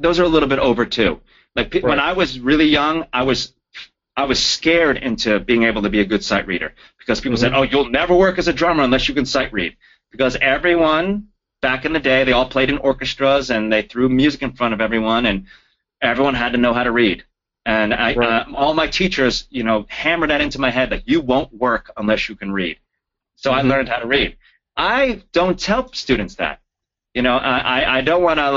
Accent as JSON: {"language": "English", "region": "New Jersey", "country": "United States", "also_born_or_lived": "Florida", "moved": "yes", "lives_now": "Los Angeles, United States", "said": "I'm from Jersey"}